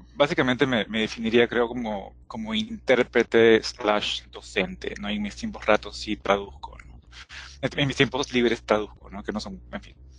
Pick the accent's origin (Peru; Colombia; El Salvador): Peru; soy de Perú